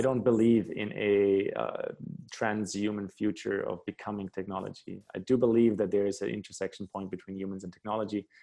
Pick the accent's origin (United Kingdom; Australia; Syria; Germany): Germany; my home country in Germany